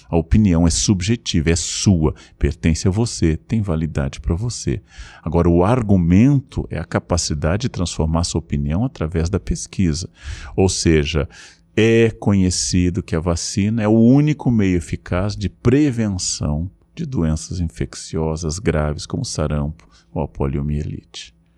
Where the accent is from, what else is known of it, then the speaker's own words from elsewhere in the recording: Rio Grande do Sul, Brazil; como eu entrava no circo Tupi na minha infância, no Rio Grande do Sul.